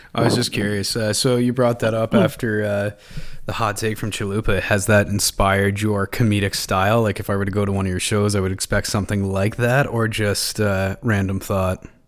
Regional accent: Belleville, Ontario, Canada; moved away; also born or lived in Manitoba; I'm from uh, Belleville

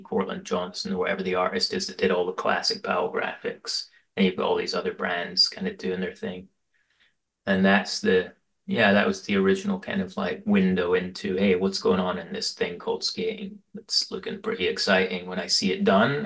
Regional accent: Aberdeen, Scotland, United Kingdom; now in Portland, United States; I grew up in Aberdeen in Scotland in the eighties

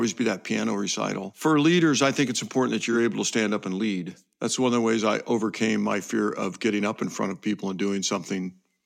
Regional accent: Fort Wayne, Indiana, United States; I was born in Fort Wayne, Indiana and raised there. I am a native and proud Hoosier

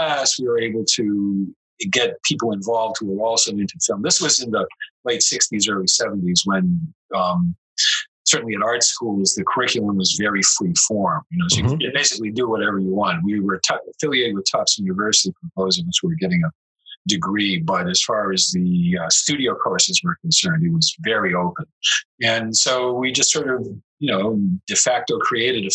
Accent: Andover, Massachusetts, United States; I grew up in Andover, Massachusetts

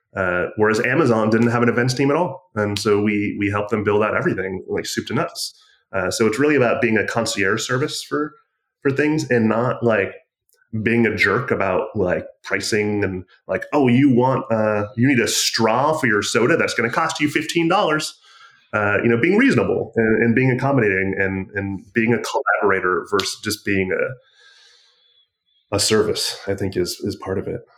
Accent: Michigan, United States; I'm from Michigan

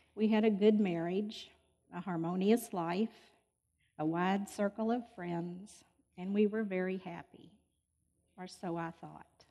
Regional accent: Louisville, Kentucky, United States; I was born in Louisville and I've lived here all my life.

